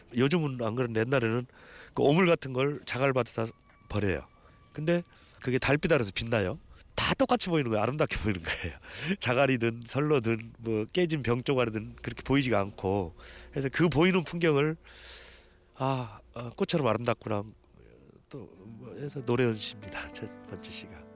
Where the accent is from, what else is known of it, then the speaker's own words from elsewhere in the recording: Jeongeup, North Jeolla, South Korea; 제가 고향이 전북 정읍이거든요